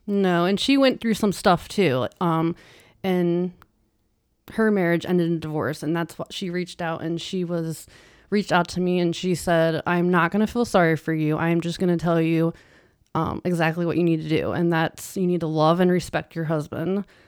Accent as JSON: {"language": "English", "region": "Ohio", "country": "United States", "also_born_or_lived": "Pittsburgh, Pennsylvania", "said": "I moved back to Ohio from Pittsburgh"}